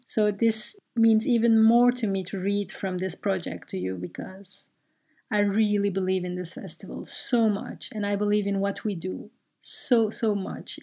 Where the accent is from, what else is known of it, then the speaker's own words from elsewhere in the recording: Brussels, Brussels-Capital Region, Belgium; English is a second language; moved away; I grew up in Brussels